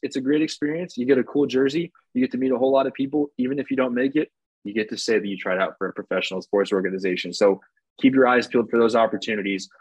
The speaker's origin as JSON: {"language": "English", "region": "Ohio", "country": "United States", "tie": "born or raised there", "said": "Ohio, my home state"}